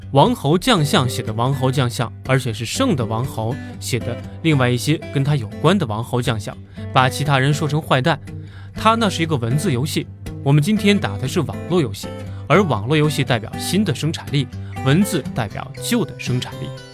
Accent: China; 我们中国人

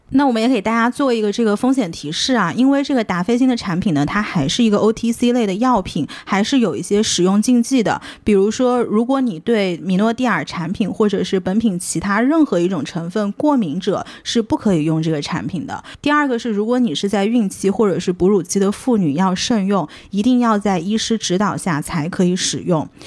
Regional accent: China; moved away; 我刚刚出国的时候，我会发现国内，至少我小的时候，在头发上面花的时间、精力、金钱是特别少少的的

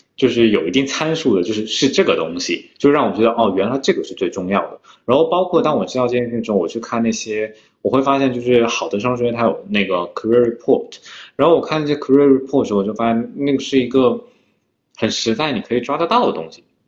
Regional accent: Jiangsu, China; moved away as an adult; also born or lived in Shanghai / Davis, California, United States; now in London, United Kingdom; 我是在江苏出生，然后后来我到大学期间的时候，我家人全部搬迁到上海了，所以我一直被塞上海了。所以我一直被塞上海。然后我读大学的时候出国是在美国读的大学

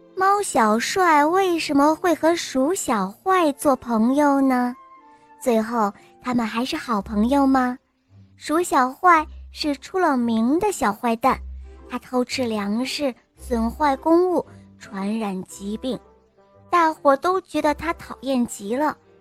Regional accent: Wuhan, Hubei, China; 今年六岁了，我来自武汉

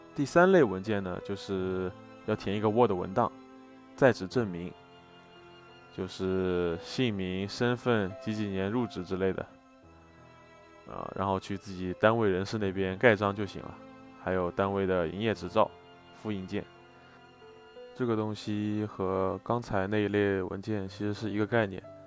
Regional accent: China; 更何况我们是中国人，去大多数国家都还挺麻烦的

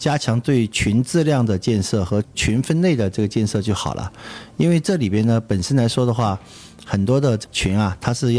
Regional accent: Chongqing, China; 我们愿意为家乡的这个发展做一些事情

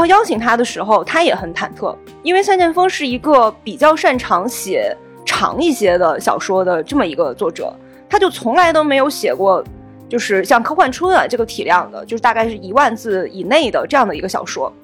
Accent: China; 作为中国人

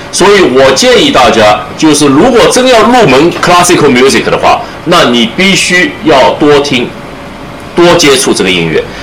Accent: Shanghai, China; moved away as an adult; now in United States; 我出生在上海，这是我的故乡

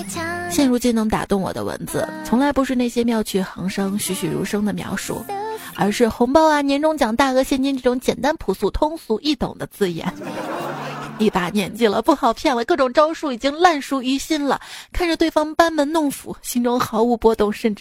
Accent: Shaanxi, China; 其实我们，我们陕西人。

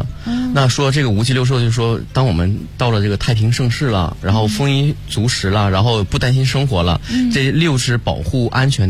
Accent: Northeast China, China; accent: Northeastern; 一开始的时候就是东北口音很严重，但是现在虽然有点改进，但是还是不经意间就露出来了。

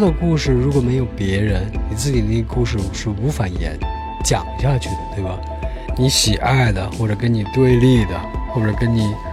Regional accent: China; 我们中国人特别喜欢听文本

